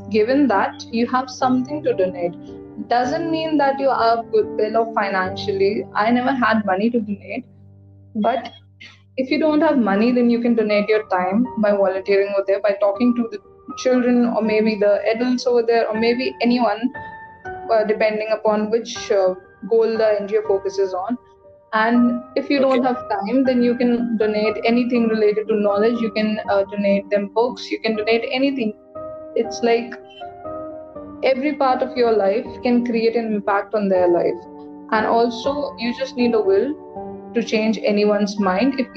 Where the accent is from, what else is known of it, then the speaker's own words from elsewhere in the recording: Lucknow, Uttar Pradesh, India; moved away; my hometown in Lucknow